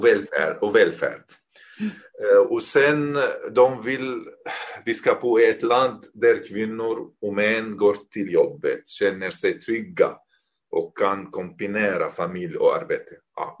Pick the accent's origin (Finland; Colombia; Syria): Syria; Damascus, Damascus Governorate; Swedish is a second language; moved away as an adult; also born or lived in Beirut, Lebanon; now in Norrköping, Sweden; jag är uppväxt i Damaskus